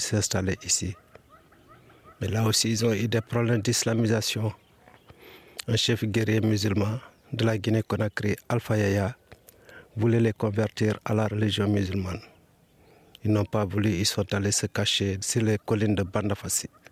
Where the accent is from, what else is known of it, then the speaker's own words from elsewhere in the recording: Ethiouar, Kédougou, Senegal; also born or lived in Indar; on arrive au village de Etuar, c'est mon village natal